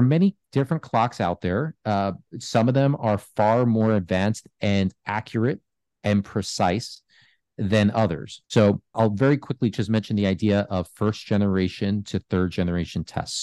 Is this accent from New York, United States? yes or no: yes; New York, United States; I grew up in New York